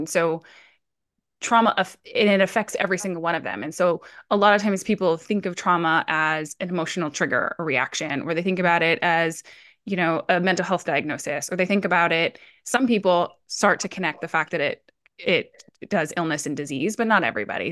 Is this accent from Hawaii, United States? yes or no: yes; Hawaii, United States; also born or lived in Colorado; now in Oregon, United States; originally I'm actually born and raised in Hawaii. Uh, I lived in Colorado for fifteen years, and I'm now based out of Oregon.